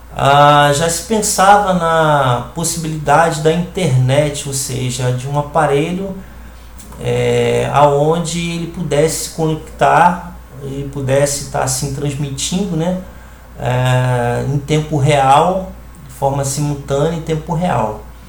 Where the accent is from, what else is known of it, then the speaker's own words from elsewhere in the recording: Rio de Janeiro, Brazil; now in Recife, Brazil; sou carioca e resido hoje na cidade do Recife